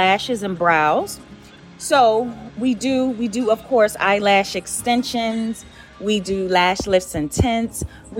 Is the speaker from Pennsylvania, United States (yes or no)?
yes; Philadelphia, Pennsylvania, United States; moved away; I'm originally from Philly.